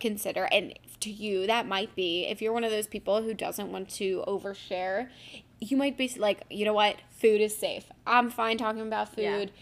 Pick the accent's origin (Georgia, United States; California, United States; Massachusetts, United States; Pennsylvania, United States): Pennsylvania, United States; Philadelphia; lucky we're from Philly